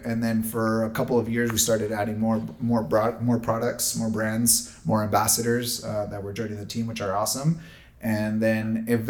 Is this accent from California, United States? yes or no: yes; San Diego, California, United States; also born or lived in El Paso, Texas; So my mom came when I was about six, seven months of age. Okay. So I'm basically San Diegan at heart. I was raised here.